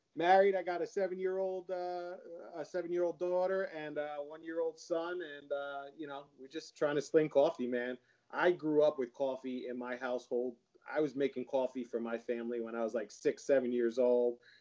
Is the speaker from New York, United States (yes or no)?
no; Howell, New Jersey, United States; I grew up in Howell too